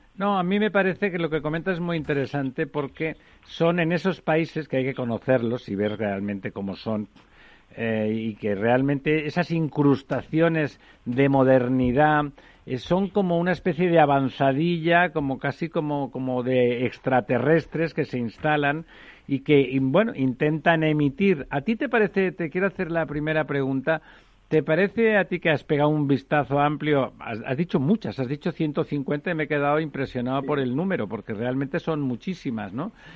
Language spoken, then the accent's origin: Spanish; Catalonia, Spain; yo soy catalán de nacimiento